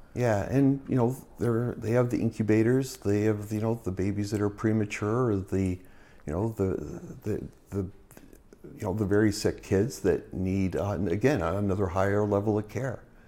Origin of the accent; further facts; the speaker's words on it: Burnaby, British Columbia, Canada; now in Prince George, Canada; I was born in Burnaby, so I've always been a B C boy